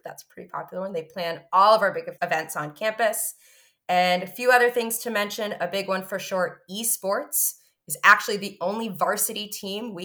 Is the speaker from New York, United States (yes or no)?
no; New Jersey, United States; now in Burlington, United States; I moved up this way from New Jersey, where I was born and raised.